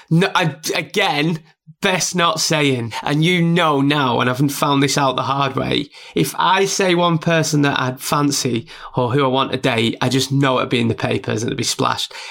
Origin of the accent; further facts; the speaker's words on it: Burnley, North West England, United Kingdom; also born or lived in York; Some idiot from Burnley, even though I was born in York and I've lived up and down the UK